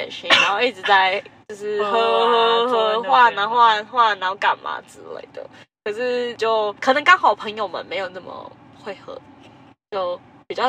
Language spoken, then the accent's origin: Chinese; Tainan, Taiwan; 我是台南人，